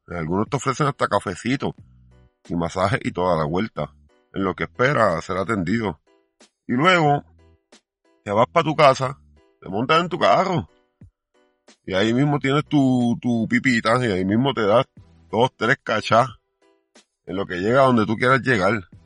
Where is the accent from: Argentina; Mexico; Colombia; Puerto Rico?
Puerto Rico